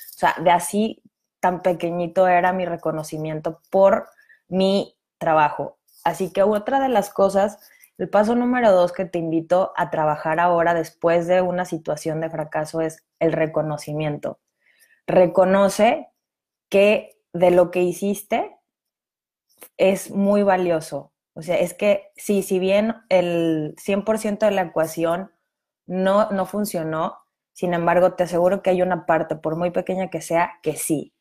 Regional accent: Mexico; cómo funcionaban los impuestos en mi país

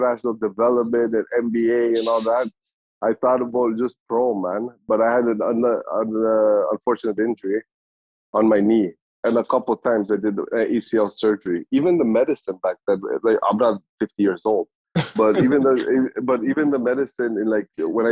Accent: Canada; also born or lived in Kosovo / Germany; I left Kosovo when I was 2 years old, man, and we lived in Germany like for a couple of years, and then came to Canada when I was like six

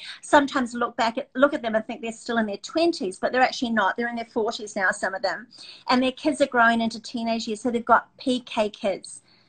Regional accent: New Zealand; I came from New Zealand, etc.

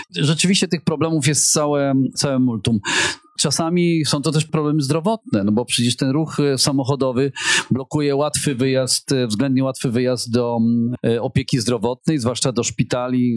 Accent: Hel Peninsula, Pomeranian Voivodeship, Poland; urodziłem się na Półwyspie

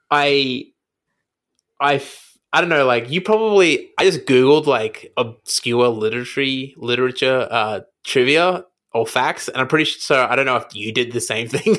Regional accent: Brisbane, Queensland, Australia; now in Melbourne, Australia; I grew up in Brisbane

